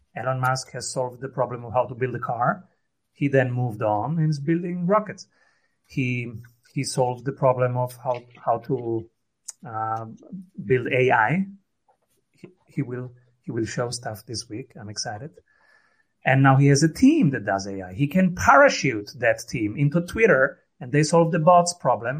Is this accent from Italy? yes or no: yes; Rome, Lazio, Italy; I am from Rome